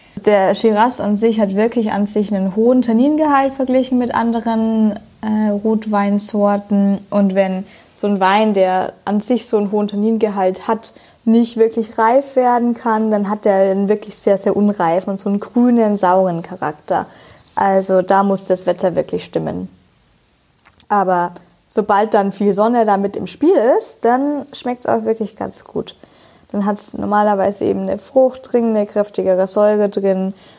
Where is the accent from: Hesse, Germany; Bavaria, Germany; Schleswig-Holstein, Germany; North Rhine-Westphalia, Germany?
Bavaria, Germany; Franconia; ich bin Franke